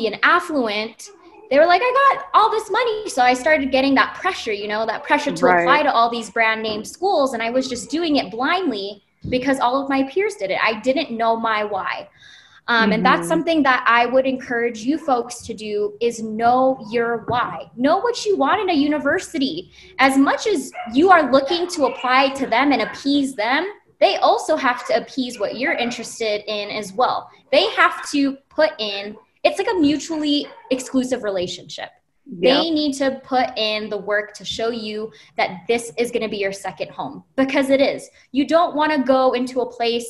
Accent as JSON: {"language": "English", "region": "Hawaii", "country": "United States", "moved": "as an adult", "lives_now": "Arizona, United States", "said": "I'm originally from Hawaii"}